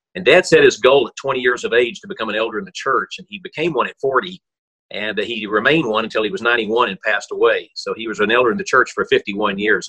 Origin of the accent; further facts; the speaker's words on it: Jackson, Tennessee, United States; I was born in Tennessee, Jackson, Tennessee